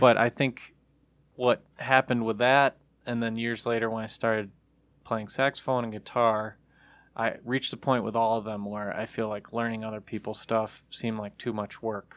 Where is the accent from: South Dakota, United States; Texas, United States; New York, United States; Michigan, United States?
Michigan, United States; Troy; Troy, Michigan is where I'm from